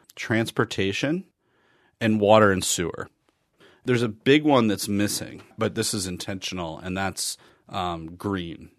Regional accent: Wisconsin, United States; I'm from Wisconsin.

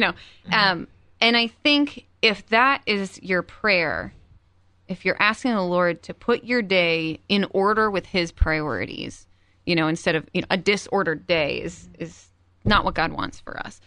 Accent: Cleveland, Ohio, United States; moved away; I'm from Cleveland, so I went home to visit my parents

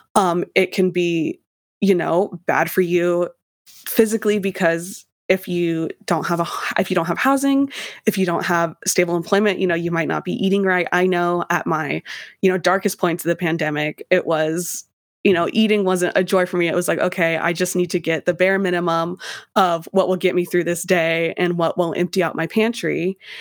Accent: Idaho, United States; moved away; I was from Idaho

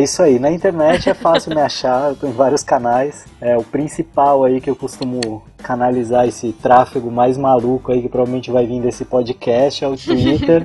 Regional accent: São Paulo, Brazil; moved away as an adult; also born or lived in Florianópolis; eu sou de São Paulo

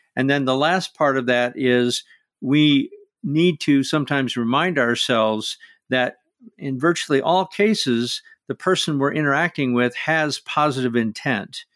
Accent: Midwest of the United States, United States; I grew up in the Midwest of the United States

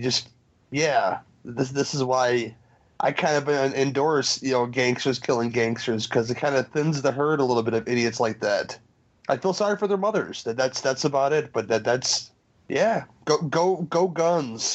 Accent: Chicago, Illinois, United States; as a Chicagoan

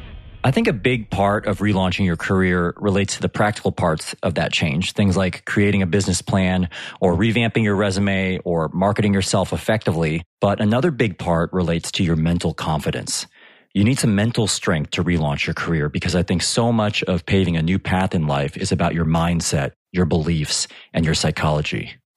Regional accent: United States; now in United Kingdom; I'm based near London in the UK, but as you can probably tell from my accent, I'm originally from the US.

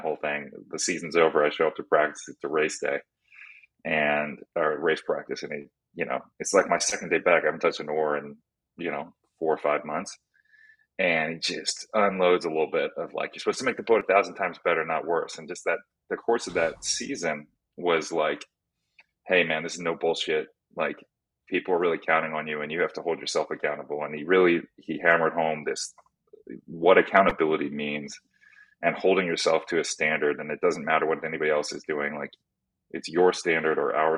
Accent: Philadelphia area, New Jersey, United States; I'm from Philadelphia area, South Jersey

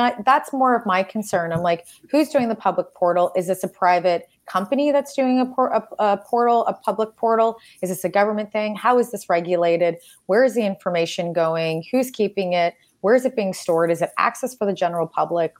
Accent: Canada; I am Canadian

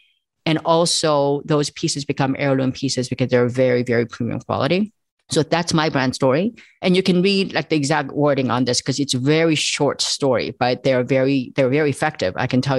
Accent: South Korea; moved away; I immigrated from South Korea.

